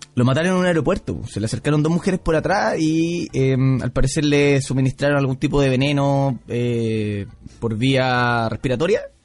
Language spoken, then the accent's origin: Spanish; Pichilemu, O'Higgins, Chile; yo soy de Pichilemu.